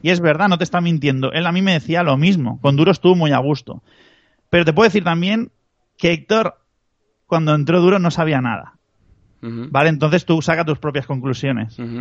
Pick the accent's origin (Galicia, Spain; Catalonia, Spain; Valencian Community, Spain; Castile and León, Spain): Catalonia, Spain; Barcelona; yo, soy de Barcelona